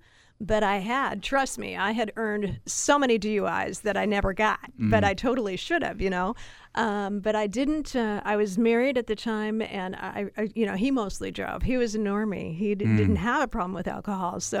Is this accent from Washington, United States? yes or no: yes; Seattle, Washington, United States; I grew up here in Seattle listening to King and KJR Radio